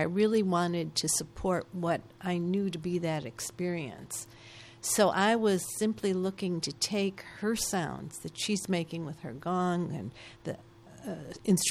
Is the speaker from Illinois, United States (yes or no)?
yes; Chicago, Illinois, United States; on the south side of Chicago